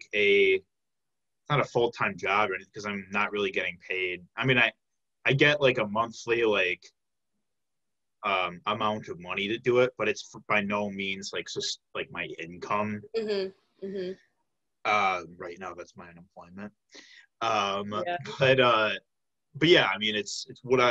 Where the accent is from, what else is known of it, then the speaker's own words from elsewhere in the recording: Tinley Park, Illinois, United States; I'm from the south suburbs of Chicago. I'm from the Tinley Park area.